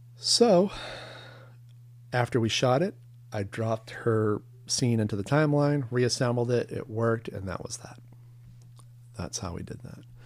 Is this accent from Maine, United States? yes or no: yes; Long Island, Maine, United States; moved away as an adult; now in New York, United States; my hometown in Long Island, Maine, Casco Bay in the Gulf of Maine. That's where I grew up